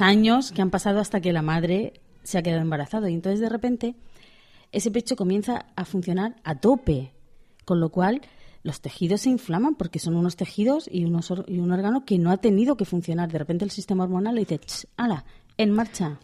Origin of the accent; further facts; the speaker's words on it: Pamplona, Navarre, Spain; soy de Pamplona